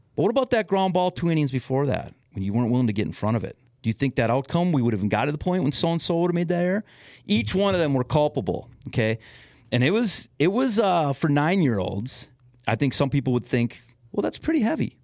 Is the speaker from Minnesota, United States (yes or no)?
yes; West Metro, Minnesota, United States; also born or lived in Madison, Wisconsin / Los Angeles, California; now in Blaine, United States; I grew up in the West Metro